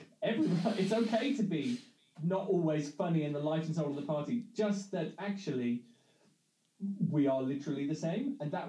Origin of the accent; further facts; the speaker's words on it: Midlands, United Kingdom; growing up in the Midlands in the 80s and 90s